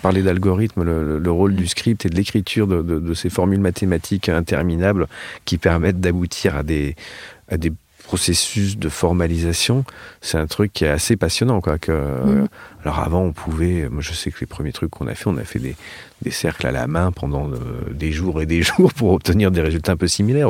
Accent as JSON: {"language": "French", "country": "France", "said": "nous, en tant que Français"}